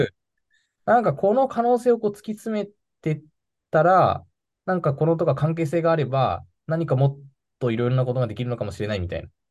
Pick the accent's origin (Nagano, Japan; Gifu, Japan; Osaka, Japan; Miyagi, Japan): Nagano, Japan; moved away as an adult; also born or lived in Tokyo; 出身は長野市が出身です